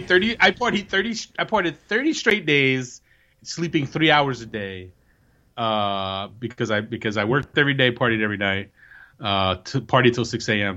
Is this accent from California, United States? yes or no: no; New Jersey, United States; I am from the hood. And when you come to New Jersey, I will take you to where I'm from